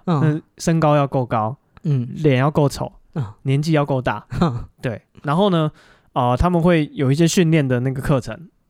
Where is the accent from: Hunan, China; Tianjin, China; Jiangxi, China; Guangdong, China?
Guangdong, China; 因为你赶尸赶尸赶尸，我我我我是广东人呐，赶尸啊，赶尸。